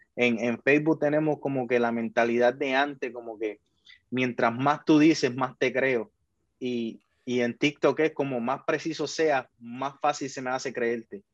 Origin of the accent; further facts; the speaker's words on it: Puerto Rico; Puerto Rico es un país de que se, se engaña a sí mismo pensando que somos mejores